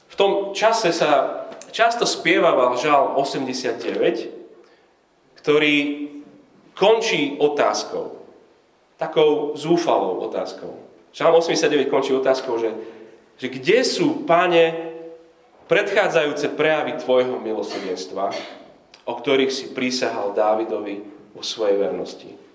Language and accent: Slovak; Slovakia; že som vyrástol na Slovensku a že som ešte kresťan.